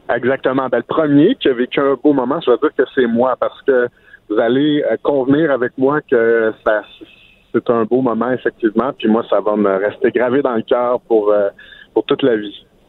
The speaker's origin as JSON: {"language": "French", "area": "Outaouais", "region": "Quebec", "country": "Canada", "said": "chez nous, en Ottawa"}